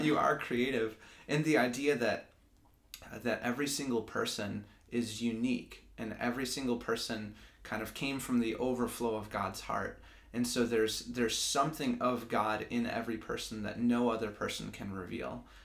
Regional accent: Grand Rapids, Michigan, United States; also born or lived in Lansing, Michigan; I'm from Grand Rapids, Michigan, grew up there, um, and then I moved to Lansing in 2012 for school

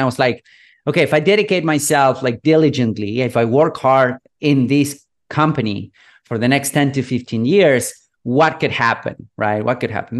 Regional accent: Buenos Aires, Argentina; I'm from Buenos Aires, third world country. I was born and raised here.

